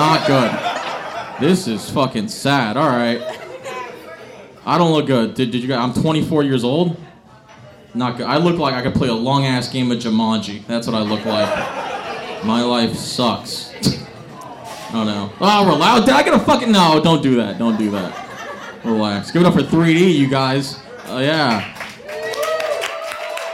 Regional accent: San Leandro, California, United States; I'm from San Leandro.

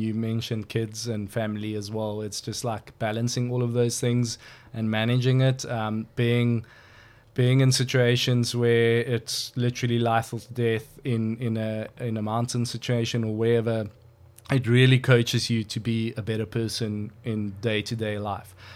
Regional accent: KwaZulu-Natal, South Africa; also born or lived in Johannesburg, South Africa / United Kingdom; now in George, South Africa; I was born in Natal, actually.

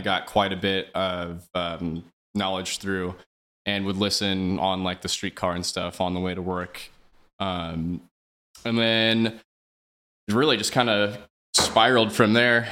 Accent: Overland Park, Kansas, United States; I grew up uh, in Overland Park, it's like Johnson County, on the Kansas side

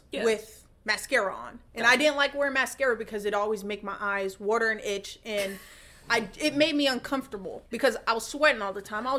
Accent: Atlanta, Georgia, United States; I'm from Atlanta on the East Coast, you know.

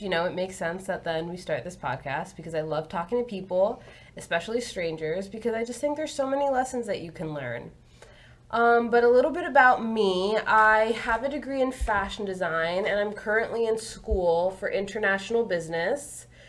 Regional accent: South Florida, United States; I grew up in South Florida my whole life. I am 24 years old.

